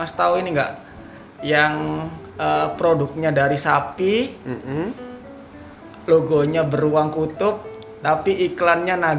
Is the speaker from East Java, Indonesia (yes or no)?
yes; Pasuruan, East Java, Indonesia; Asli Jawa Timur, lahir di Pasuruan 29 tahun yang lalu.